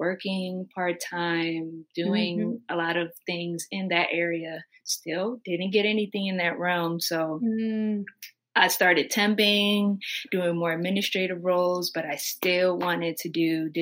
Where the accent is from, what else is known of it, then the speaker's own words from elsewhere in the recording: Maryland, United States; also born or lived in New York; I'm 23 from Maryland